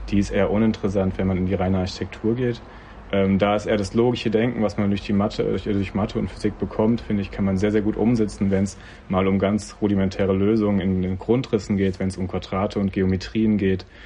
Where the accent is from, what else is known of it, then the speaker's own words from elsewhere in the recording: Rhineland-Palatinate, Germany; dann bin ich zurück nach Mainz. Ich komme aus der Nähe von Mainz